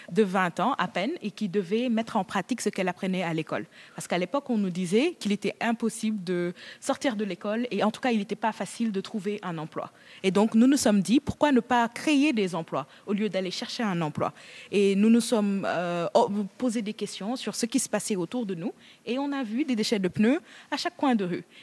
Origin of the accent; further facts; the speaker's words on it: Senegal; On voulait, en tant que Sénégalais, euh, vraiment nettoyer notre ville.